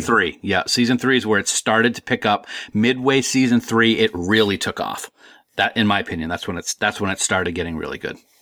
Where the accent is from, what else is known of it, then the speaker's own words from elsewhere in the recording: Nashua, New Hampshire, United States; also born or lived in Fort Collins, Colorado; I had a friend who, uh, I grew up with in Nashua